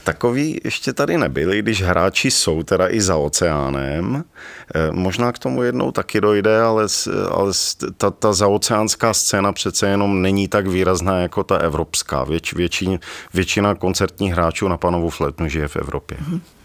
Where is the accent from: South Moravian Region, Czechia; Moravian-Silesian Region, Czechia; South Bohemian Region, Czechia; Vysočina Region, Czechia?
Moravian-Silesian Region, Czechia; Ostrava; now in Rožnov pod Radhoštěm, Czech Republic; narodil jsem se v Ostravě, teď, eh, teď tedy Rožnov